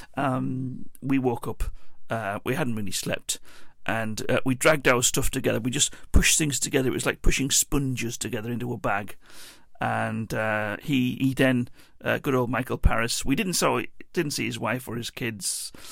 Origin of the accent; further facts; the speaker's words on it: Teesside, North East England, United Kingdom; we're from Teesside.